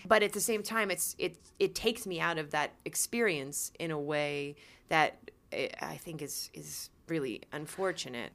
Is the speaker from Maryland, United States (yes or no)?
yes; outside of Baltimore, Maryland, United States; where we grew up outside of Baltimore